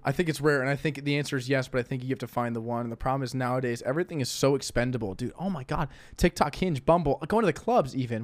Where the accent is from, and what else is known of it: St. Louis, Missouri, United States